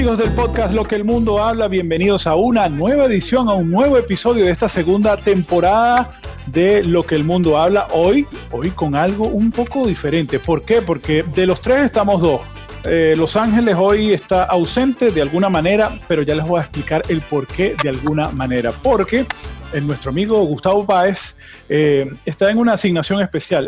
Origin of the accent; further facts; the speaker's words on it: Venezuela; now in United States; nosotros somos latinos, somos venezolanos